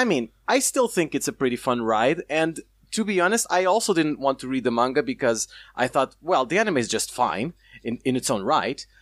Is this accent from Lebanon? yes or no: no; Portugal; I'm from Portugal